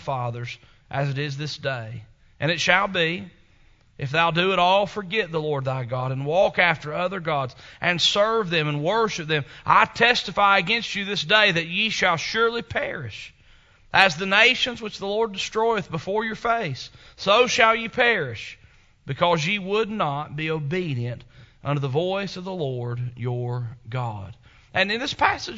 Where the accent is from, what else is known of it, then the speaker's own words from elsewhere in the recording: Chilhowie, Virginia, United States; moved away; also born or lived in Powell, Tennessee; I'm a redneck from Chilhowie, Virginia